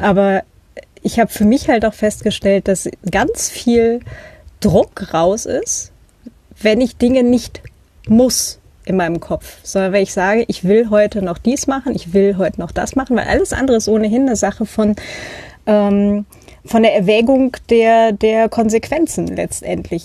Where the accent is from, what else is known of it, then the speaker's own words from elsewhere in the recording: Northern Germany, Germany; now in Austria; ich bin ja auch halt in Norddeutschland aufgewachsen